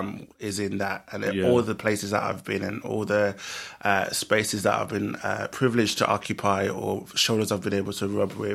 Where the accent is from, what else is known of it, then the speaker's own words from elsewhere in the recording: Birmingham, West Midlands, United Kingdom; in Birmingham, my hometown